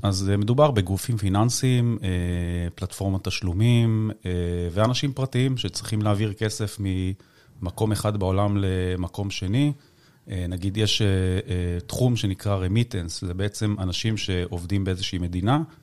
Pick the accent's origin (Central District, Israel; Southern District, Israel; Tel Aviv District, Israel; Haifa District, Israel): Haifa District, Israel; the Krayot; אני במקור מהקריות